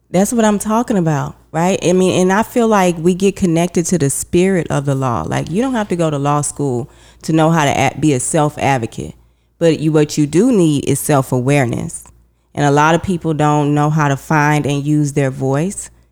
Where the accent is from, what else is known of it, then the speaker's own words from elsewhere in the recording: Houston, Texas, United States; moved away as an adult; now in New York City, United States; I'm from Houston, Texas